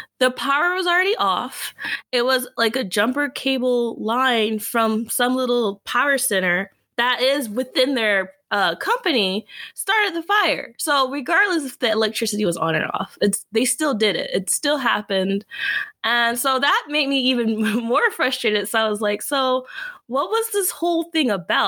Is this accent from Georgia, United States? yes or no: yes; Georgia, United States; now in California, United States; I grew up in Georgia